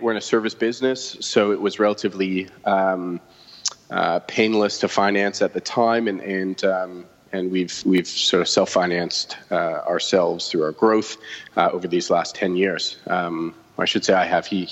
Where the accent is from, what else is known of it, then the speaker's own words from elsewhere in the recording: Toronto, Ontario, Canada; moved away as an adult; now in Vancouver, Canada; born and raised in Toronto